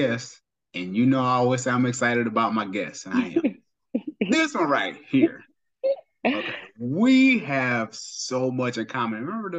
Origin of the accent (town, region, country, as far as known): Cleveland, Ohio, United States; moved away